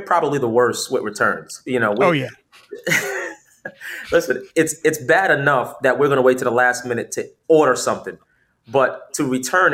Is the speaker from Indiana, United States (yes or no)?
no; New York City, New York, United States; fashion has always been a big part of kind of growing up in New York City.